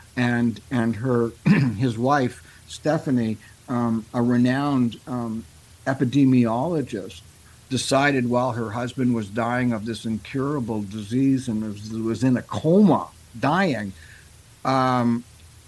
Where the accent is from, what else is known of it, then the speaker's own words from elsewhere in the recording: Canada; I'm a Canadian